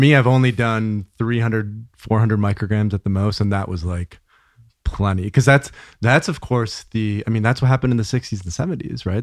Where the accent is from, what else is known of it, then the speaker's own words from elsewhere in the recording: Grand Rapids, Michigan, United States; I grew up in, uh, West Michigan. So Grand Rapids, small city, two hundred thousand people, suburb of Grand Rapids.